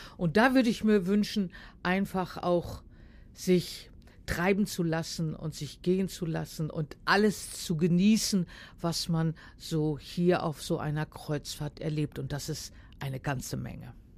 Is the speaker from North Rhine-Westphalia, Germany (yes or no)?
no; Heiligenhafen, Schleswig-Holstein, Germany; das ist ein Stück Heimat von mir. Ich bin ja äh, aus Schleswig-Holstein, aus Heiligenhafen